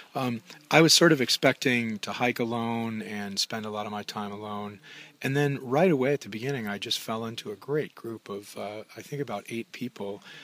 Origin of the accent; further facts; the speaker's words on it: Minnesota, United States; I'm from Minnesota, and we have a, a, lot of water